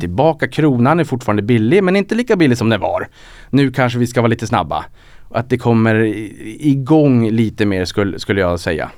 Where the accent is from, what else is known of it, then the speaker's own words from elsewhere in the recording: Norrland, Sweden; accent: Norrländska; min norrländska ja. kanske lyser igenom